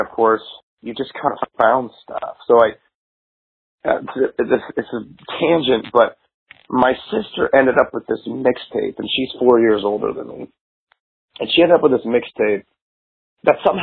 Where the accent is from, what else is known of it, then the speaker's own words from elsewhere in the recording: McLean, Virginia, United States; moved away as an adult; also born or lived in Georgetown, Washington, D.C. / Silver Spring, Maryland; now in Seattle, United States; I lived in most pretty much from kindergarten through, you know, graduating high school, lived in McLean, Virginia.